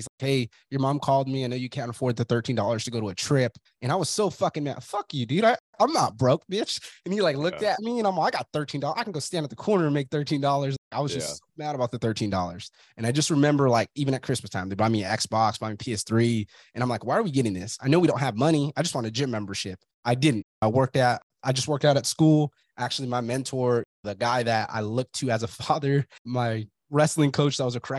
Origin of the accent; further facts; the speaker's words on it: Fresno, California, United States; You're from Brawley, I'm from Fresno. Everybody has that closed mindset.